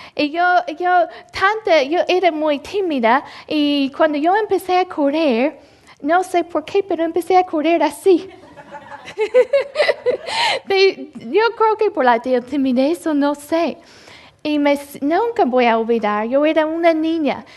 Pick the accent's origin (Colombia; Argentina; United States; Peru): United States; Louisville, Mississippi; moved away; yo nací en, en Louisville, Mississippi. Un, uh, yo sé que un pueblo tan chiquito. Y el lugar donde yo vivía era, no era un, ni un pueblo, nada más unas casas.